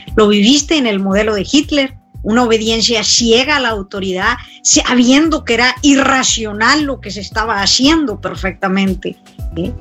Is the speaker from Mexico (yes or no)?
yes; Mexico; conozco México y lo pongo en mi país